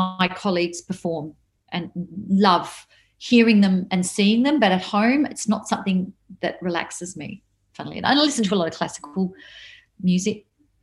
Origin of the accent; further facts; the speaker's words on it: Melbourne, Victoria, Australia; I'm a Melbourne girl, the Maya Music Bowl holds memories for me. I went there when I was a kid to see people